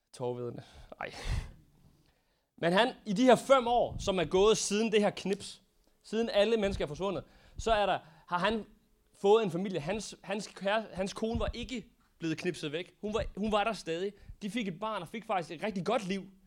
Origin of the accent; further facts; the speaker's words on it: Denmark; som danskere